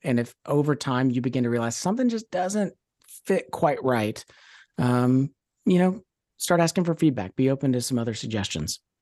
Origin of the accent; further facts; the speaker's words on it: Louisville, Kentucky, United States; moved away as an adult; also born or lived in Oakland, California; born and raised in Louisville, uh, out of high school, moved out to Oakland, California